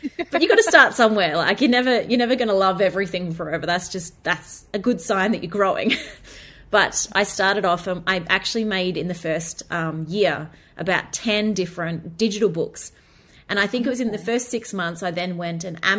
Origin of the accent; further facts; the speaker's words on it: Australia; as an Australian